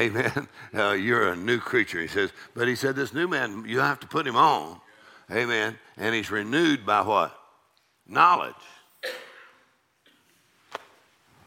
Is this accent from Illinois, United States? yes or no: no; Texas, United States; I'm from Texas